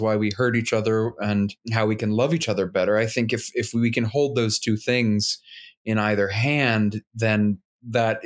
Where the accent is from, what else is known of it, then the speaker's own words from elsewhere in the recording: Midland, Texas, United States; I'm a Texan. I was born in Midland, Texas